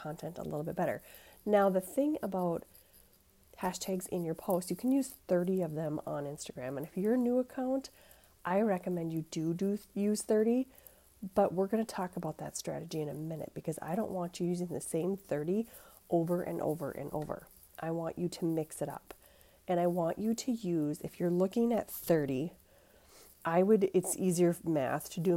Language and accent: English; Minnesota, United States; accent: Minnesota; If you can't tell from my accent, I do live in Minnesota